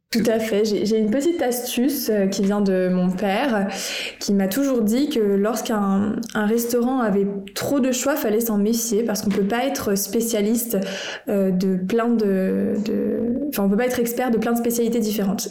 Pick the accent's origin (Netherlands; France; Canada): France; en tant que Français